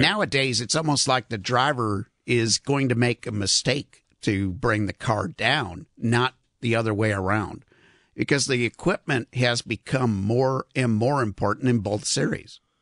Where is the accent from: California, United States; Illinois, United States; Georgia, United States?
Illinois, United States; Chicago; I'm from Chicago, obviously.